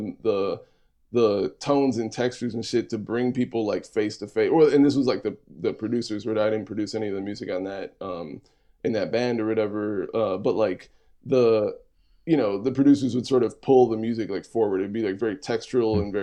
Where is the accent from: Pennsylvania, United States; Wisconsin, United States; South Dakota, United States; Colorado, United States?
Wisconsin, United States; Milwaukee; now in Minneapolis, United States; I was born in the South Side, and I lived most of my life, or like half of my, a little more than half on the North Side